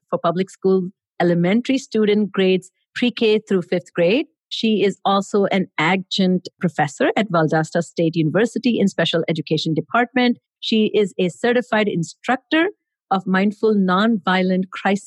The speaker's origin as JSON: {"language": "English", "country": "India", "tie": "born or raised there", "moved": "yes", "said": "I grew up in India"}